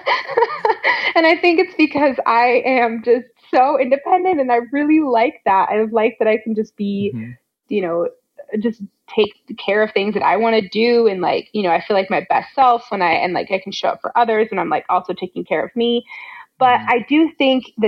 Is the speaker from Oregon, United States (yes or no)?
no; Fort Collins, Colorado, United States; I grew up in Fort Collins, Colorado